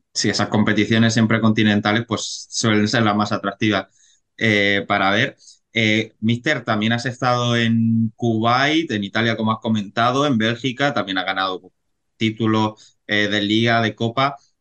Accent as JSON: {"language": "Spanish", "town": "Cartagena", "region": "Region of Murcia", "country": "Spain", "said": "yo que soy de Cartagena"}